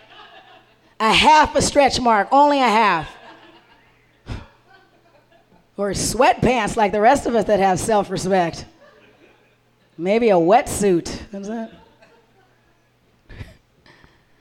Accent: Arizona, United States; now in Minnesota, United States; I didn't grow up here. I grew up in Arizona

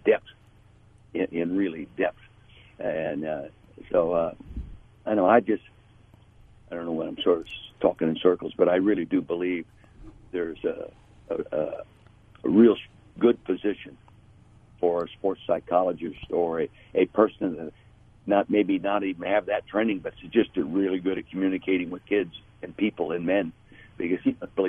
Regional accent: Napa Valley, California, United States; being born and raised in Napa Valley

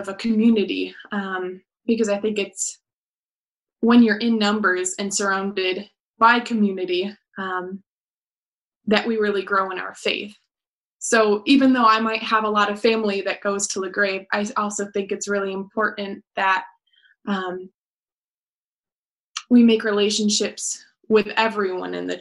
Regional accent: Walker, Michigan, United States; born and raised in Walker

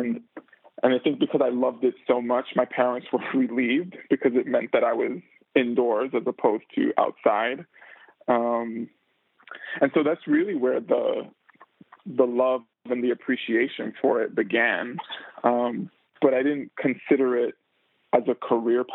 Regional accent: New York City, New York, United States; I grew up in New York City, grew up in the Bronx in the 80s.

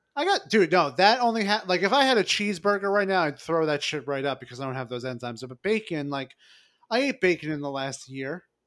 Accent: New York City, New York, United States; also born or lived in Long Island; I'm from Brooklyn. I grew up in Brooklyn and, you know, and Long Island as well.

